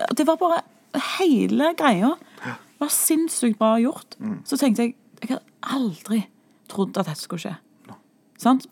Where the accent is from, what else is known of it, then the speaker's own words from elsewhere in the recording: Stavanger, Rogaland, Norway; vi er siddiser, som vi så blir kalt.